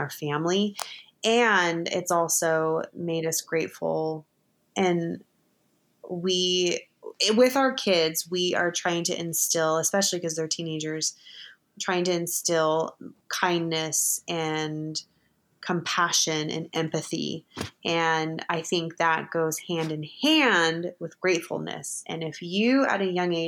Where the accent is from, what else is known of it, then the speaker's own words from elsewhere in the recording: United States; we're American